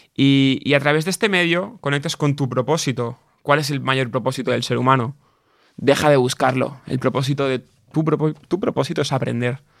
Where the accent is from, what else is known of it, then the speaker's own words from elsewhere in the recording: a village near Barcelona, Catalonia, Spain; also born or lived in England; yo en mi pueblo, en mi pequeño entorno, hasta los 18 años o 16 que empecé a, volar, entre comillas, ¿no? Con 16, 15 ya empezaba a ir cada día a Barcelona, a la ciudad, ¿no? Yo era del pueblo